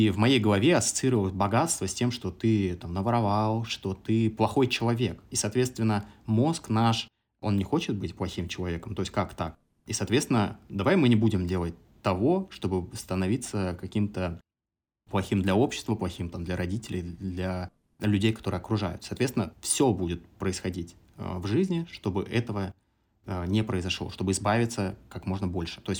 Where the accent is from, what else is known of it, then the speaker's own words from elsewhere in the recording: Samara Oblast, Russia; moved away; also born or lived in Kazakhstan / Moscow; Я родился э, в Казахстане. Я третий ребенок в семье, самый младший. И когда мне было пять, мои родители переехали в Самарскую область, 40 километров от Самары город.